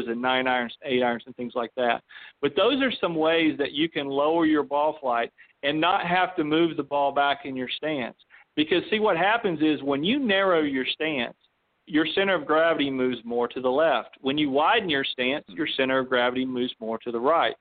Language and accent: English; Western North Carolina, United States; moved away; also born or lived in Florida; I grew up in Western North Carolina